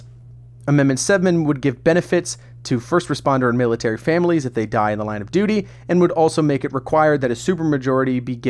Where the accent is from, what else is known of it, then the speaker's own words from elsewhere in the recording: Altamonte Springs, Florida, United States; my hometown of Altamont Springs.